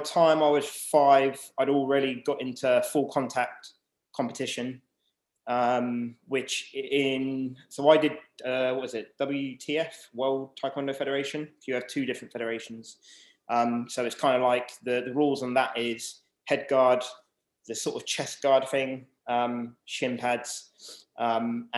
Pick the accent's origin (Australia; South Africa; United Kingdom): United Kingdom; Southampton, South East England; I was born in Southampton. So 1985, and then basically lived here most of my life